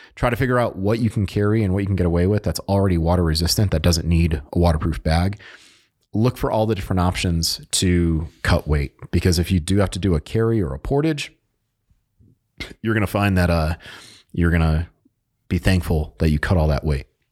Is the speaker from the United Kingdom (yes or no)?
no; New England, United States; I'm from New England, so we tend to talk a little bit faster than our, our good buddies down in the South